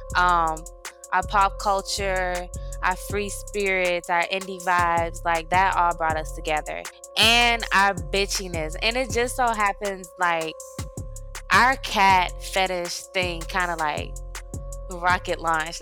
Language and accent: English; University City, Missouri, United States; moved away as an adult; now in Georgia, United States; I'm originally from St. Louis, Missouri, the Show Me State. U City. Mm-hmm. So I moved down to Georgia about 10 years ago